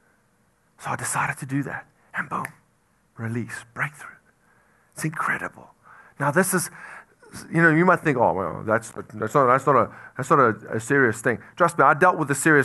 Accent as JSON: {"language": "English", "country": "South Africa", "moved": "yes", "said": "I'm from South Africa"}